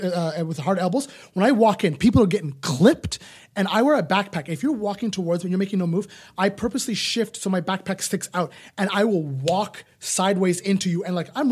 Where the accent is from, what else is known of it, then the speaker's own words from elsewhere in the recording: Ottawa, Ontario, Canada; I'm from Ottawa in the burbs.